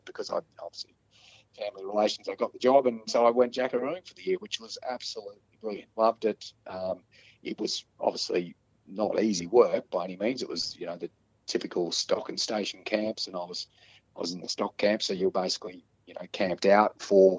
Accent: Toowoomba, Queensland, Australia; moved away as an adult; also born or lived in Longreach / Northern Territory; I grew up in Toowoomba

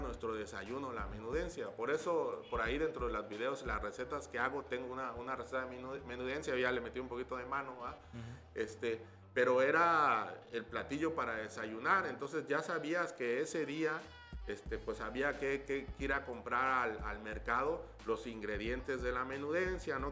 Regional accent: Tuxtla Gutiérrez, Chiapas, Mexico; moved away as an adult; also born or lived in Mexico City / San Miguel de Allende; toda mi infancia se desarrolló en San Roque

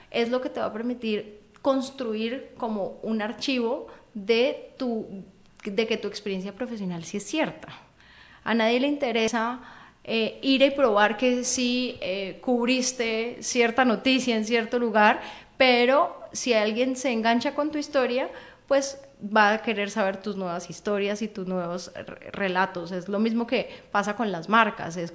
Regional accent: Cali, Valle del Cauca, Colombia; No, soy caleña.

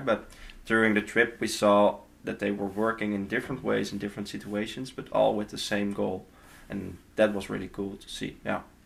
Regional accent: Netherlands; moved away; From the Netherlands, all the way.

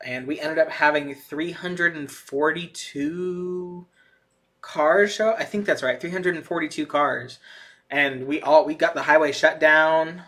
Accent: Atlanta, Georgia, United States; in Atlanta, my hometown

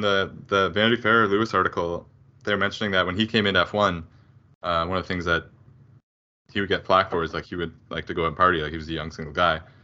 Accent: Canada; close to home as a Canadian

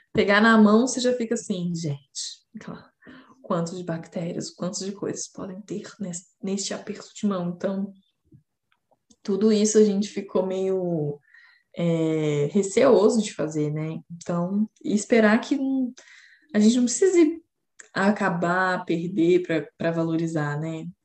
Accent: Brazil; Nós somos brasileiros

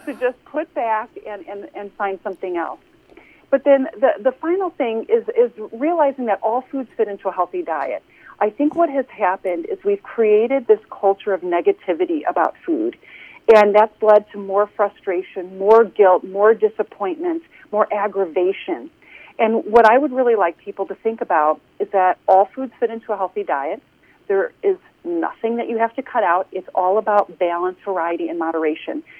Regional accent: Chicago, Illinois, United States; moved away as an adult; now in Carmel, United States; I grew up in the Chicagoland area

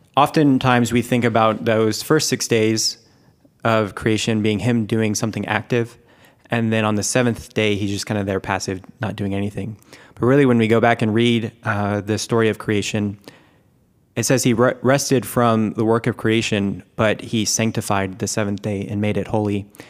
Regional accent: Keller, Texas, United States; also born or lived in Louisiana / Washington, D.C.; I grew up in Keller, uh, Texas, just south of Denton

